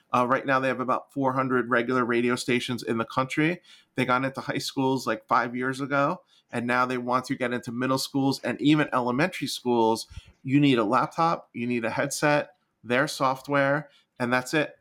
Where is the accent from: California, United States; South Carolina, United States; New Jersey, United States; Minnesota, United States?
New Jersey, United States; I'm from New Jersey.